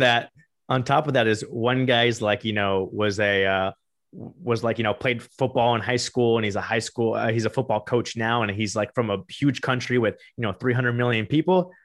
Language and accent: English; Miami, Florida, United States; I grew up in Miami and I went to school at Florida State University